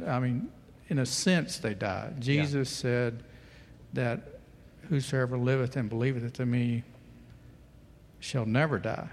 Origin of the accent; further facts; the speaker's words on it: United States; an American Christian